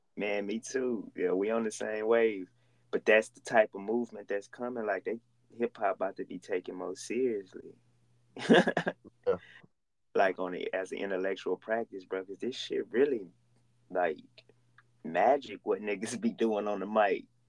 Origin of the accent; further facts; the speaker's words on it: Oakdale, Louisiana, United States; now in Houston, United States; Oakdale, Louisiana with 2,000 people